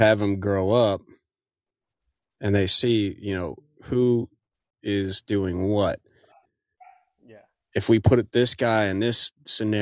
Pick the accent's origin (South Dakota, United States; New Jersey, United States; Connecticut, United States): New Jersey, United States; now in Texas, United States; I'm originally, born and raised in New Jersey